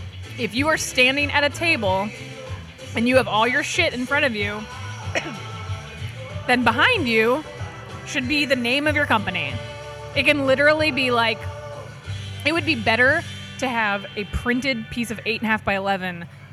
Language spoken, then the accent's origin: English; Austin, Texas, United States; because I'm from Austin, Texas, and I've like saturated the market there